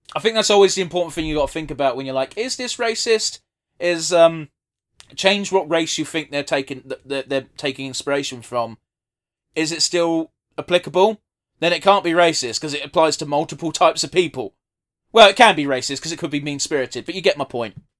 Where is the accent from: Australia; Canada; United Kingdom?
United Kingdom; we're British as fuck